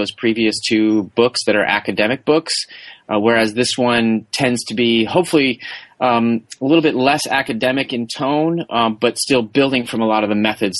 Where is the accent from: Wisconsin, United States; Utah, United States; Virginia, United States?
Wisconsin, United States; Madison; I grew up in Wisconsin, where the Olympics are huge, especially Winter Olympic sports.